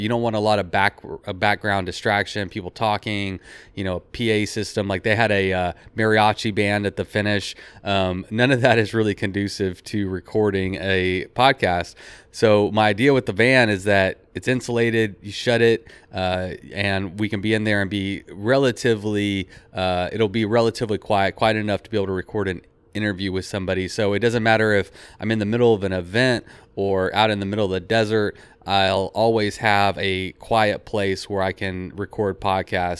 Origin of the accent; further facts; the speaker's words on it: Texas, United States; I'm from Texas